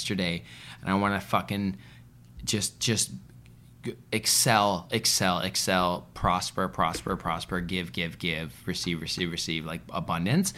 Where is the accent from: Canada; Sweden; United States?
Canada; Vancouver, British Columbia; I'm from Vancouver.